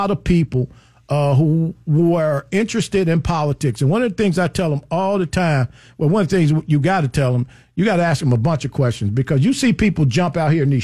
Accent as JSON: {"language": "English", "town": "Chicago", "region": "Illinois", "country": "United States", "said": "I come from Chicago. One of my first summer jobs in Chicago"}